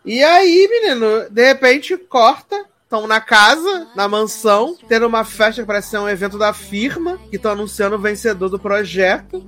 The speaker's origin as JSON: {"language": "Portuguese", "region": "Rio de Janeiro", "country": "Brazil", "said": "Eu sou do Rio de Janeiro"}